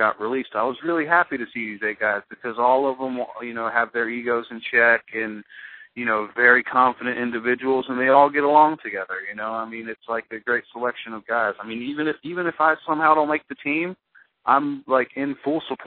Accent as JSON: {"language": "English", "country": "United States", "tie": "born or raised there", "said": "I grew up in America"}